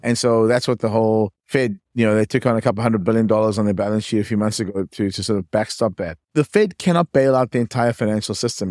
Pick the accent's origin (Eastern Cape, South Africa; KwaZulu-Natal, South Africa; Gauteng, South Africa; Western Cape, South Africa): Eastern Cape, South Africa; East London; accent: South African; moved away as an adult; also born or lived in Johannesburg, South Africa; now in California, United States; I was born in a small town called East London, but then I studied at the University of Cape Town, moved to Johannesburg